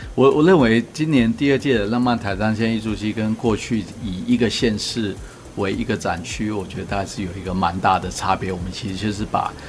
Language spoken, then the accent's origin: Chinese; Taiwan; 身为台湾人